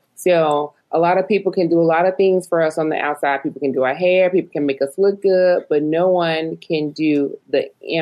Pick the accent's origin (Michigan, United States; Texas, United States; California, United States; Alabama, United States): Alabama, United States; Montgomery; moved away; growing up in Montgomery, Alabama